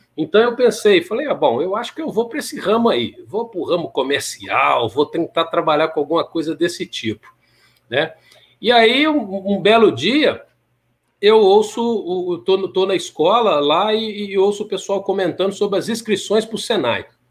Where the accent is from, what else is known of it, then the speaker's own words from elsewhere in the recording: Timóteo, Minas Gerais, Brazil; moved away; also born or lived in Belo Horizonte; Eu sou de, de Timóteo, Minas Gerais